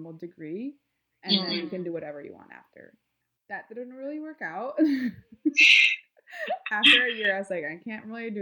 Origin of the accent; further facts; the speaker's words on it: Mimaropa, Philippines; moved away; I grew up in this island called Palawan